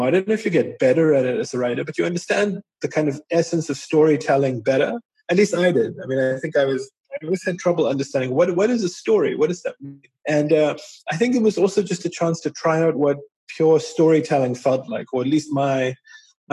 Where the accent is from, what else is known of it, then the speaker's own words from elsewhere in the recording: Durban, KwaZulu-Natal, South Africa; growing up in Natal